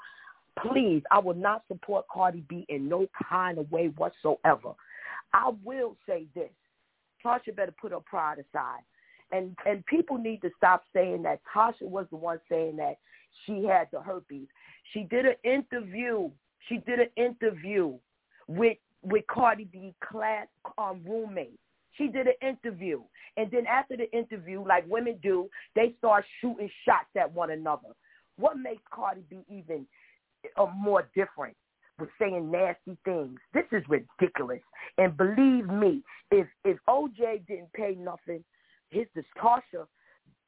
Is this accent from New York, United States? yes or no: yes; New York City, New York, United States; I'm in the Bronx. I'm from Harlem.